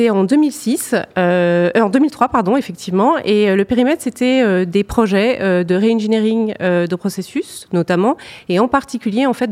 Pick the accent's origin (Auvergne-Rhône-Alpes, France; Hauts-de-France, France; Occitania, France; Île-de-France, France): Hauts-de-France, France; Béthune; also born or lived in Lille; Alors, je suis originaire, euh, enfin, je suis née à Béthune. J'ai vécu beaucoup euh, dans la banlieue lilloise.